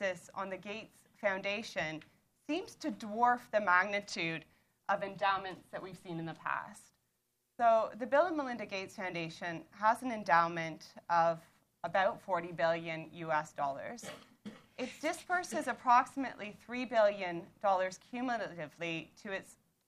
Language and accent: English; Toronto, Ontario, Canada; moved away as an adult; now in Colchester, United Kingdom; as you can tell from my accent, I'm from Toronto